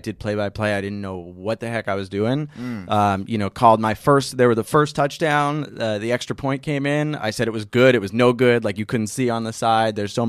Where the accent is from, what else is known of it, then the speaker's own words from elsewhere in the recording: New York, United States; So I'm from Westchester.